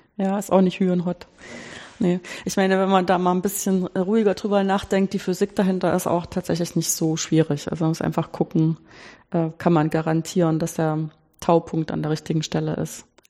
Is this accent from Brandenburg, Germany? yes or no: no; Weimar, Thuringia, Germany; ich bin groß geworden in Weimar